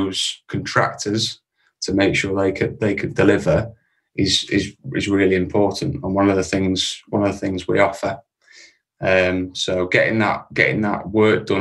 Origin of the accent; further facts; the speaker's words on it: Preston, North West England, United Kingdom; also born or lived in Dubai; from Preston in Lancashire